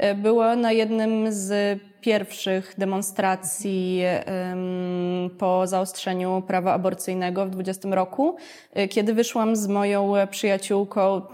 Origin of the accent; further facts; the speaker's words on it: Warsaw, Masovian Voivodeship, Poland; ja akurat byłam jednym z wyjątków, e, który został w Warszawie